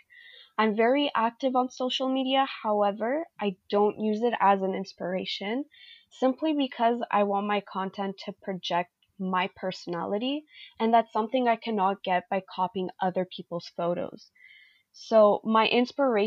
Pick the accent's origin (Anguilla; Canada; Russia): Canada; Montreal, Quebec; I am a 21-year-old from Montreal, Quebec, Canada